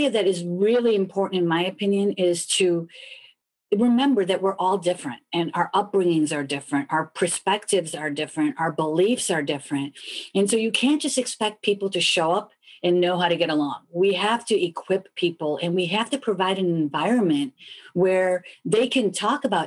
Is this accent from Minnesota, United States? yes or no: no; Chicago, Illinois, United States; moved away; I'm originally from Chicago